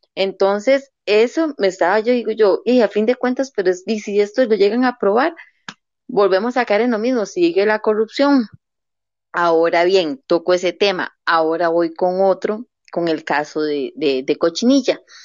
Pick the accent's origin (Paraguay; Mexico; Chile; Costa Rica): Costa Rica; como costarricense